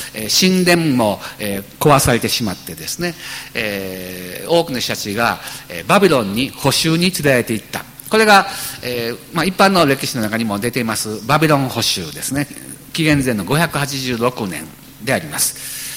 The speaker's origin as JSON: {"language": "Japanese", "region": "Shiga", "country": "Japan", "tie": "born or raised there", "moved": "as an adult", "lives_now": "Kagoshima, Japan", "said": "滋賀県というところ私も生まれ育った"}